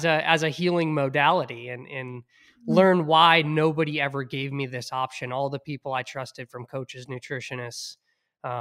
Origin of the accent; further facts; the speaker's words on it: Hingham, Massachusetts, United States; growing up in Hingham, bringing my inhaler to football practice